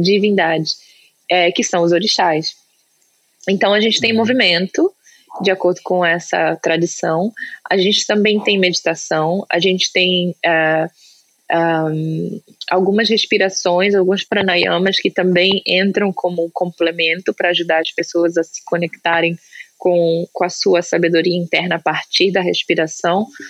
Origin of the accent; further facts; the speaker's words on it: Brazil; now in United States; eu sou brasileira